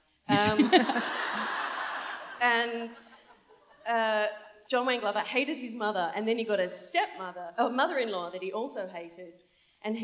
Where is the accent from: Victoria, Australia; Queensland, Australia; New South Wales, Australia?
New South Wales, Australia; Sydney; I'm originally from French's Forest